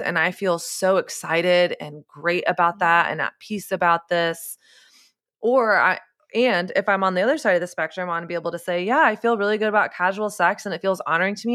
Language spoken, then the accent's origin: English; Coppell, Texas, United States; my hometown, Coppell, Texas